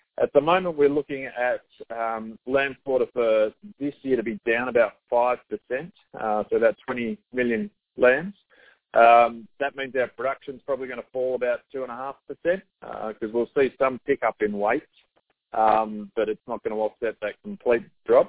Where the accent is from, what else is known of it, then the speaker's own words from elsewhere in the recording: Australia; also born or lived in Canberra / Darwin; Yeah, so I'm obviously Australian, found Australian. I'm living in Sydney at the moment. Was born in Canberra, lived in Darwin, so lived in a number of different places.